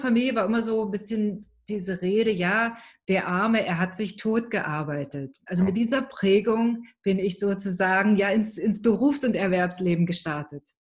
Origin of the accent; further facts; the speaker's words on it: East Germany, Germany; bin ich in einer klassischen Arbeitnehmerfamilie groß geworden im Osten von Deutschland